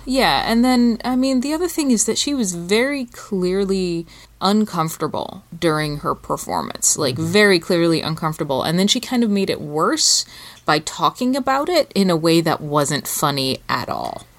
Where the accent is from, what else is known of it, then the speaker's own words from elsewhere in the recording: England, United Kingdom; moved away as an adult; now in United States; I'm British. My father's British. I grew up in England. I didn't live in America until I was an adult